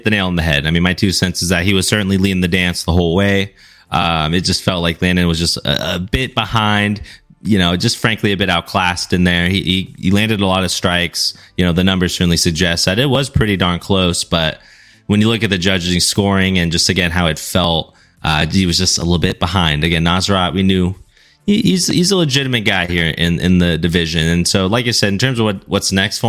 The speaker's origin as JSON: {"language": "English", "country": "Mexico", "said": "my home, my hometown, my home country"}